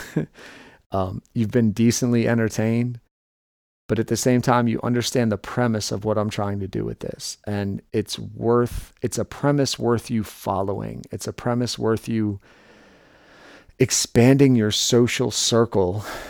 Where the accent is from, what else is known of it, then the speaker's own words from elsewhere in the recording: New York City, New York, United States; moved away; also born or lived in Delaware; I grew up in New York City